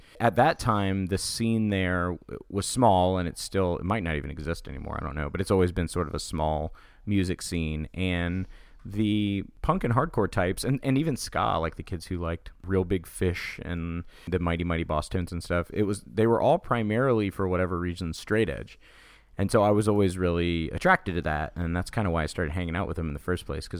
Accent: Daytona Beach, Florida, United States; I grew up in Daytona Beach, Florida, which is a very interesting place to grow up

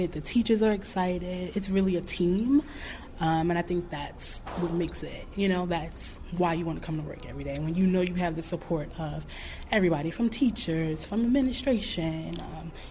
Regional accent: New York, United States; now in Mississippi, United States; I'm from New York.

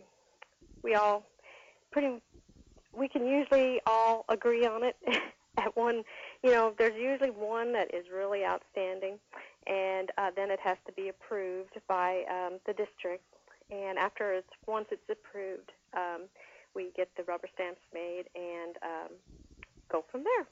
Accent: about 10 miles from Santa Claus, Indiana, United States; I live and grew up, when I grew up, I was about 10 miles from Santa Claus, and mm-hmm. now I live about 5 miles from Santa Claus.

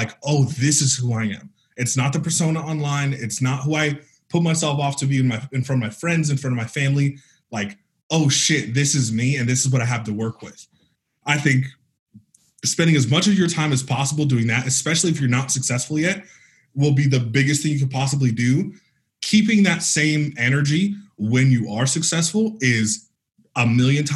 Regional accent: Northern California, United States; moved away as an adult; also born or lived in San Francisco; now in Arizona, United States; I'm from Northern California

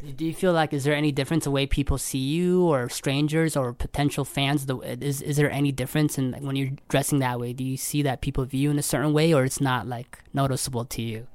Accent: London, Ontario, Canada; moved away as an adult; now in Toronto, Canada; I'm originally from London, Ontario. I moved to Toronto two years ago

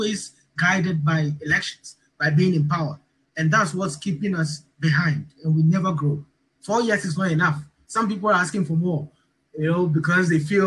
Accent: Accra, Greater Accra, Ghana; Jamestown, my hometown

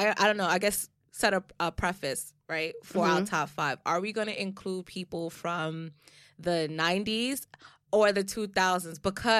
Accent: Jamaica; fellow Jamaicans, please don't come at us, okay? But like I said, and I think one of our other episodes, we're both Jamaican, so okay, so we can speak on this shit, okay?

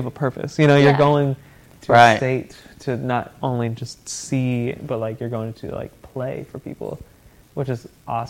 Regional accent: Nashville, Tennessee, United States; coming from the South, you know, all because I grew up here in Nashville

